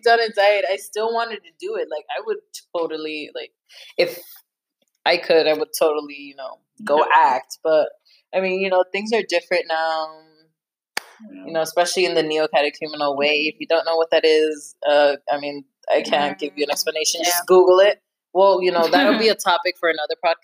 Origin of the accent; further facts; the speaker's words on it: United States; I'm so American